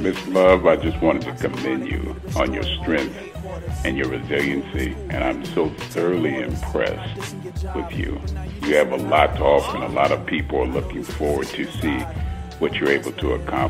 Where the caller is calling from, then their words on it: Texas, United States; I'm calling from Texas.